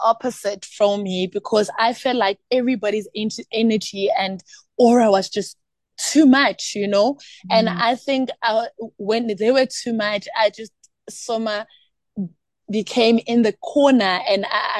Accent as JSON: {"language": "English", "town": "Eskalwini", "region": "KwaZulu-Natal", "country": "South Africa", "tie": "born there", "also_born_or_lived": "Eastern Cape", "said": "I was born in Eskalwini, and I had the privilege actually to grow up in different provinces. I actually even grew up in Eastern Cape"}